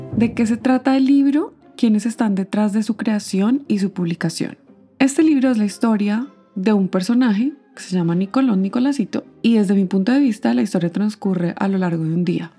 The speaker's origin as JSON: {"language": "Spanish", "country": "Colombia", "moved": "yes", "lives_now": "Canada", "said": "yo soy colombiana"}